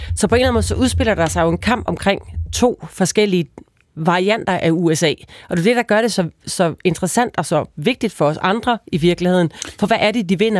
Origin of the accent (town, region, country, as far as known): Denmark